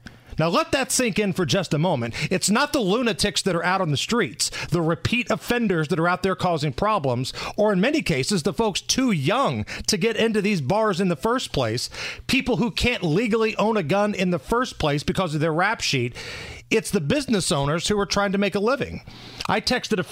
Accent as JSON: {"language": "English", "town": "Beech Grove", "region": "Indiana", "country": "United States", "tie": "born or raised there"}